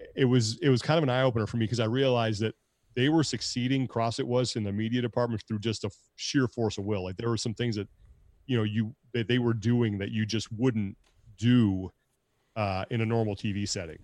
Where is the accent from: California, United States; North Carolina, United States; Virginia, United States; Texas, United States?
California, United States; Sacramento; moved away as an adult; also born or lived in Long Beach, California / Kalispell, Montana; now in San Jose, United States; growing up in Sacramento